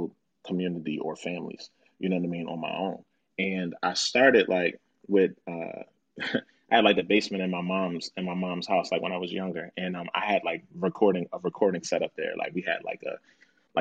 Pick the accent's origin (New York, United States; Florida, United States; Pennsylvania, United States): Pennsylvania, United States; Philadelphia; I grew up in Southwest Philly